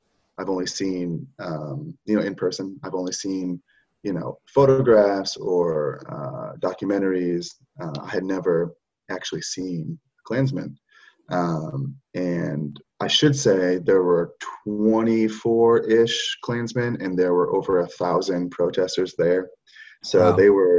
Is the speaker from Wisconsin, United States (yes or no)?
no; Oregon, United States; also born or lived in Michigan; growing up in Oregon on the West Coast, growing up in the North in Michigan